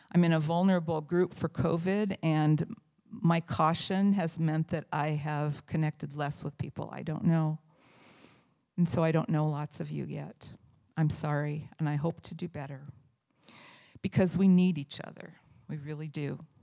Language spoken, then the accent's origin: English; Indiana, United States; moved away as an adult; I moved here from Indiana, from the county where I was born and raised